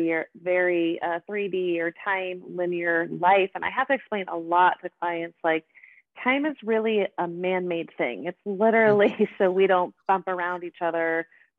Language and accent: English; Boulder, Colorado, United States; moved away as an adult; also born or lived in Seattle, Washington / Brazil / Mississippi; now in Lafayette, United States; I was born and raised in Boulder, Colorado.